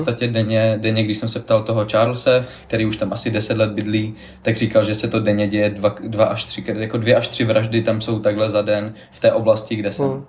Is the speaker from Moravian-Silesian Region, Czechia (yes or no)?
yes; Ostrava, Moravian-Silesian Region, Czechia; jako jsem z Ostravy